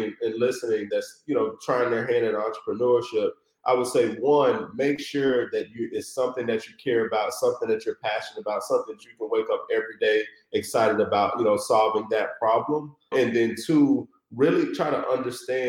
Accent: Chattanooga, Tennessee, United States; moved away as an adult; now in Detroit, United States; a snot-nosed kid, you know, growing up in Chattanooga, Tennessee with hoop dreams

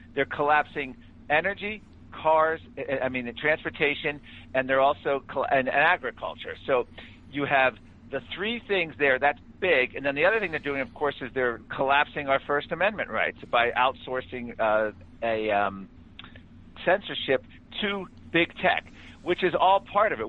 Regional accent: Virginia, United States; my home state of Virginia

